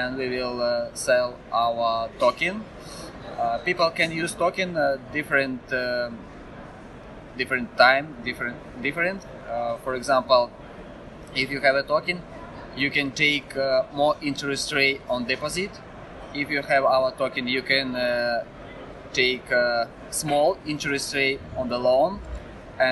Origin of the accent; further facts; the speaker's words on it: Russia; I am from Russia